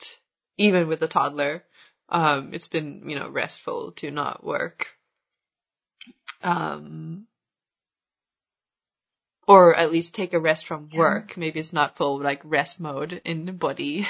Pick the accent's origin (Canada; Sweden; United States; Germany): Sweden; moved away as an adult; also born or lived in India / Spain; I moved back to Sweden